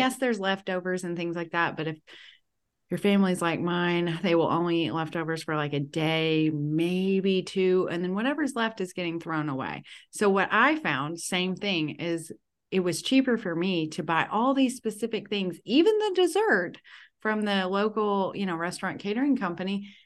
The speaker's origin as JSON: {"language": "English", "region": "the South", "country": "United States", "said": "I'm from the South"}